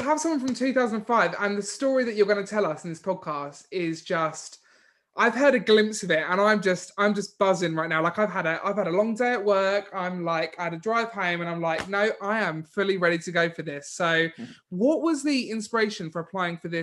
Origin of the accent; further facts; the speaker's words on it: Maldon, East of England, United Kingdom; I'm from Maldon, where they make Maldon sea salt